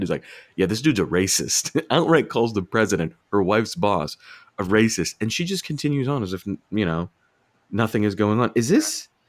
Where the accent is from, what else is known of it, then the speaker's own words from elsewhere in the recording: Virginia, United States; I'm from Virginia.